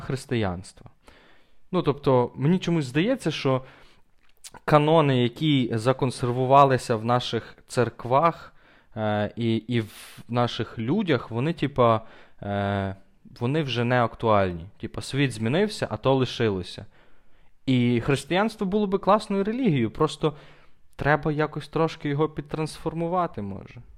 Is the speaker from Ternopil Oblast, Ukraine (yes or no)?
yes; Ternopil, Ternopil Oblast, Ukraine; я християнин тупо через те, що я народився в Тернополі